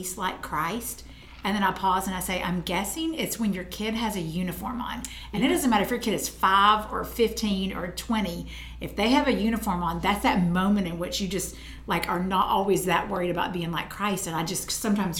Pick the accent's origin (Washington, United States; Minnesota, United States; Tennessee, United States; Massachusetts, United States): Tennessee, United States; I'm from Tennessee